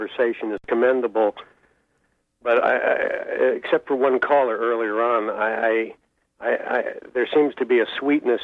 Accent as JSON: {"language": "English", "town": "Searsport", "region": "Maine", "country": "United States", "tie": "born or raised there", "said": "my hometown of Searsport"}